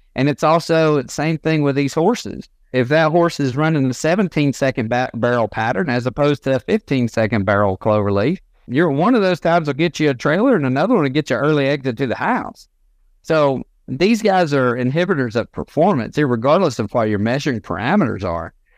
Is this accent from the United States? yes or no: yes; Northwest Georgia, United States; Born and raised in Northwest Georgia.